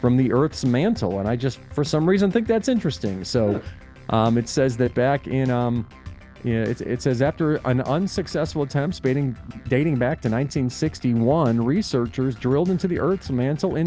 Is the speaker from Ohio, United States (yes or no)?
yes; Ohio, United States; now in Tennessee, United States; we had tornadoes when I grew up in Ohio